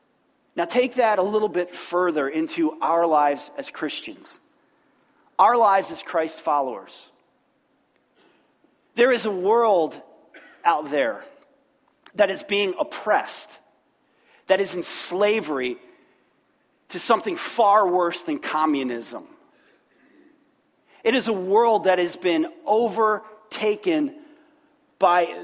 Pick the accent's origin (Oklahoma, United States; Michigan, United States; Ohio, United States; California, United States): Ohio, United States; Middletown; born in Middletown, Ohio, good Midwestern place